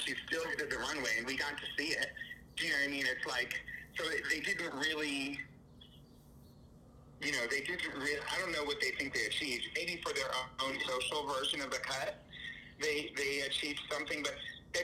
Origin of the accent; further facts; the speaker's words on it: New York City, New York, United States; I'm from New York